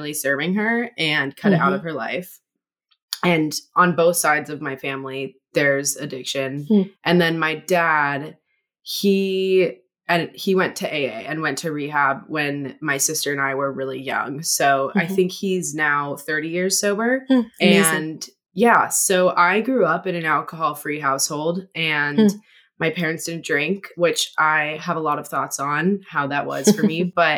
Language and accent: English; Hawaii, United States; also born or lived in Los Angeles; now in Seattle, United States; I grew up in Hawaii